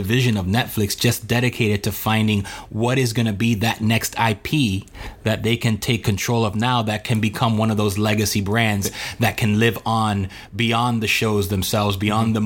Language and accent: English; Miami, Florida, United States; I am from Miami.